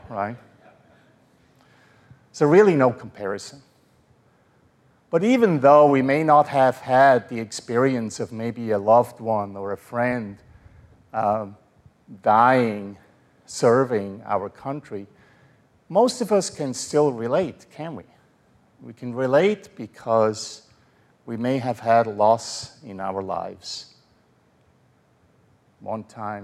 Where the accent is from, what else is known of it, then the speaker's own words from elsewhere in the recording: Switzerland; moved away as an adult; now in United States; in Switzerland, we are neutral